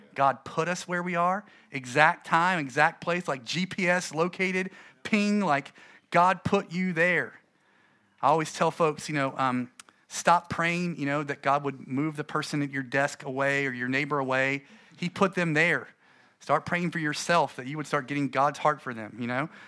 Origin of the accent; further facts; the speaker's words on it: United States; I'm American